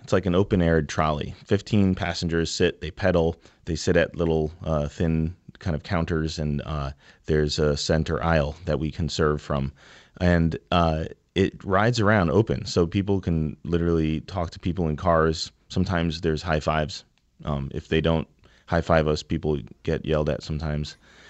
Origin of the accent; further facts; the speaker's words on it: New Haven, Connecticut, United States; So, my background and Christian's background is both from the same street. We grew up on Ellsworth Avenue in New Haven. We were born and bred and stayed here, you know, and we're really about, you know, creating experiences in New Haven